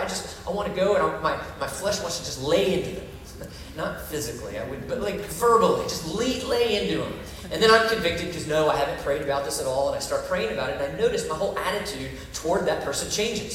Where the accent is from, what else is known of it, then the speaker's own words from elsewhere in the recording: Orlando, Florida, United States; I grew up here in Orlando, Florida